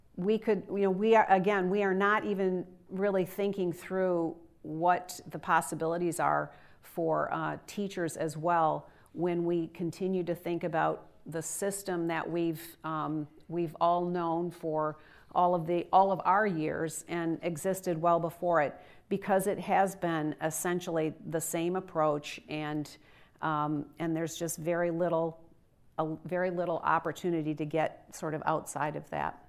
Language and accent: English; Michigan, United States; it's in Michigan, my home state